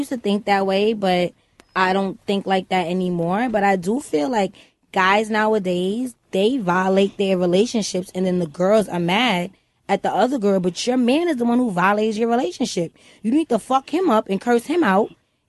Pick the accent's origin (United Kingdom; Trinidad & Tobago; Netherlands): Trinidad & Tobago; moved away; also born or lived in Brooklyn; I'm from Trinidad.